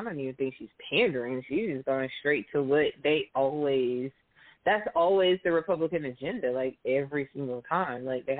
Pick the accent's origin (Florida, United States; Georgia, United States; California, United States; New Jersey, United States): Georgia, United States; also born or lived in Valdosta, Georgia; I'm from Georgia, and I've gone to school in Valdosta